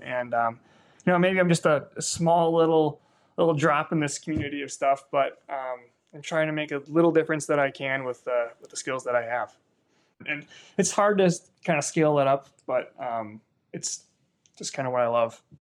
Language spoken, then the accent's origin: English; Sheboygan, Wisconsin, United States; moved away as an adult; also born or lived in Boulder, Colorado; I'm actually from Sheboygan